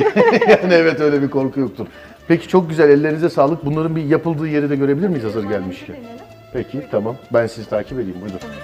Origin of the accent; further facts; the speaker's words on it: Istanbul, Turkey; ben doğma büyüme İstanbulluyum